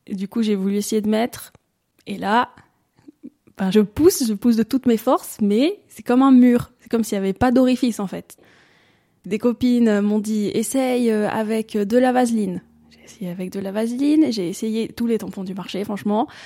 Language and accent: French; Valais, Switzerland; j'ai 26 euh, ans, je suis d'origine du Valais.